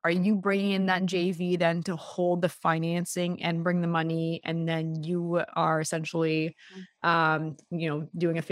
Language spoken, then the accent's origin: English; Toronto, Ontario, Canada; I grew up in Bloor West back in the day